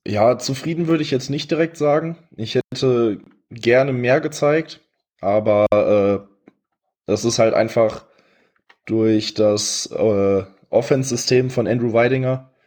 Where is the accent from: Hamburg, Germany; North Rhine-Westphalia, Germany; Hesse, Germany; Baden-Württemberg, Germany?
North Rhine-Westphalia, Germany; Ratingen; ich bin 21, ich komme aus Rating, Nähe von Düsseldorf